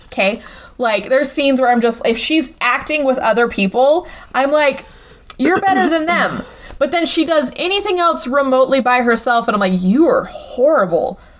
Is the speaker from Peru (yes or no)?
no; Scotland, United Kingdom; I'm Scottish